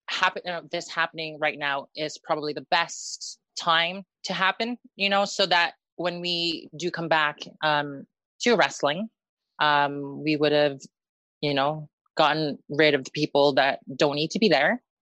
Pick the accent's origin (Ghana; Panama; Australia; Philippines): Philippines; because I'm Filipino, I guess I have to play that card.